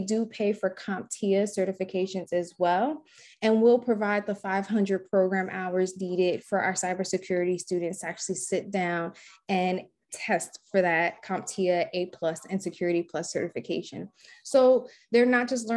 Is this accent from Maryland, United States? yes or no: no; Newark, New Jersey, United States; growing up in Newark